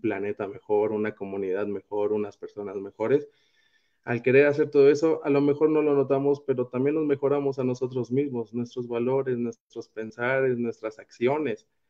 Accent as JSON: {"language": "Spanish", "country": "Mexico", "said": "nos gusta ayudar como latinoamericanos, como mexicanos"}